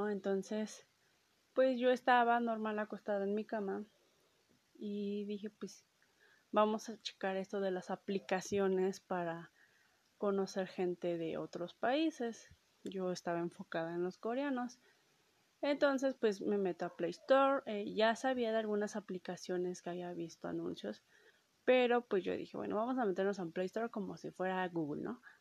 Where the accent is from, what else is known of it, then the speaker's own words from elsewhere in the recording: Mexico; Este, soy de México, tú de dónde eres, ¿no?